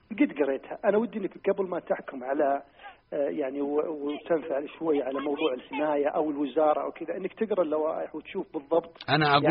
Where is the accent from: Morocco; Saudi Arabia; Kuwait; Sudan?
Saudi Arabia; ان عندنا في السعوديه حمايه مستهلك